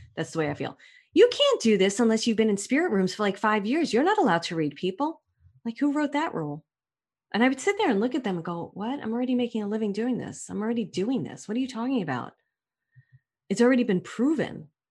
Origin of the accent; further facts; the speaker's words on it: New York City, New York, United States; moved away; I'm from Brooklyn